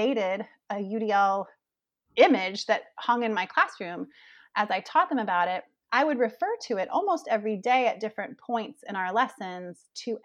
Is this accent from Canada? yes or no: no; Gainesville, Florida, United States; moved away as an adult; also born or lived in Denver, Colorado / Framingham, Massachusetts; I made my way back home to my hometown here in Gainesville, Florida